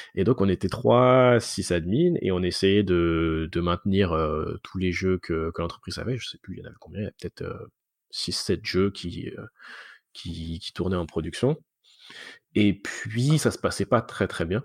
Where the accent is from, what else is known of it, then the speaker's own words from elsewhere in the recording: France; moved away as an adult; now in Montreal, Canada; je suis français à la base, mais ça fait maintenant 11 ans que je suis, que je suis à Montréal